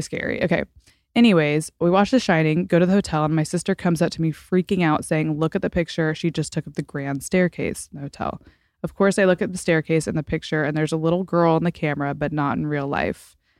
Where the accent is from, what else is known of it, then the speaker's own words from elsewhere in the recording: Fort Worth, Texas, United States; moved away as an adult; also born or lived in Washington, D.C.; now in Los Angeles, United States; I'm from Fort Worth mostly